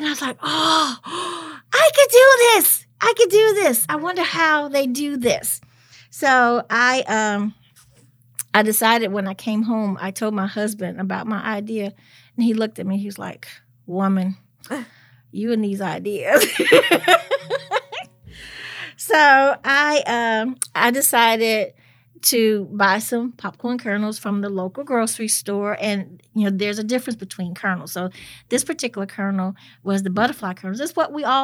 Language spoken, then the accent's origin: English; Memphis, Tennessee, United States; also born or lived in Chicago, Illinois; I was born in Chicago, but at the best of both worlds because, yeah, my parents were not together. And my dad lives in Chicago. My mom lives here. So I would always go to Chicago for Christmas and summers and spend the rest, majority of the time here in Memphis